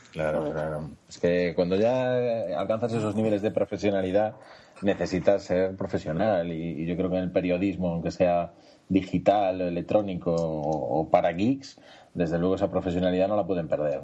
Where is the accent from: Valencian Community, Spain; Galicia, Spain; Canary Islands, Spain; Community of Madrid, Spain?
Galicia, Spain; somos gallegos